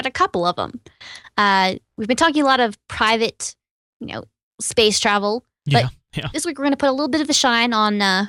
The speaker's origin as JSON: {"language": "English", "region": "Texas", "country": "United States", "tie": "born or raised there", "said": "Yeah, I grew up in East Texas."}